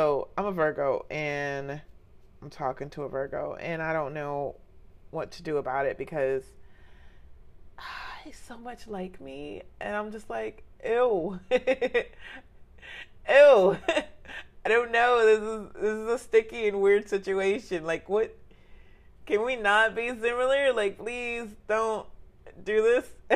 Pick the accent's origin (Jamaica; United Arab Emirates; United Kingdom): Jamaica; I'm a Jamaican, gang, since potty train